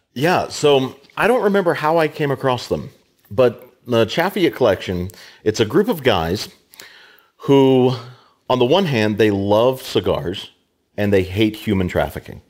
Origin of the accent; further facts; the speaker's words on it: Americus, Georgia, United States; also born or lived in Tennessee / Shenandoah Valley, Virginia / Pittsburgh; now in Denison, Kansas, United States; grew up in Georgia, South Georgia, America's, not America, Americas